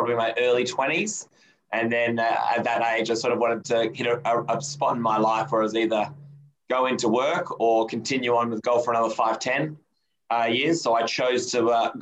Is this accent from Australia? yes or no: yes; Adelaide, South Australia, Australia; also born or lived in United States / Sydney; I grew up in Adelaide and went to high school and primary school here